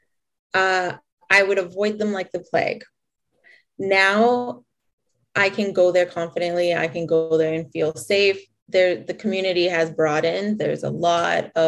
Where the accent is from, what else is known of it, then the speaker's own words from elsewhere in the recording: Calgary, Alberta, Canada; also born or lived in Lethbridge / Coaldale; I was born here in Canada, right here in Calgary, born and raised.